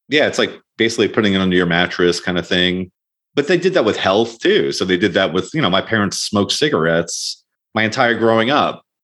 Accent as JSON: {"language": "English", "area": "Long Island", "region": "New York", "country": "United States", "tie": "born or raised there", "said": "We grew up in Long Island, which is an expensive place"}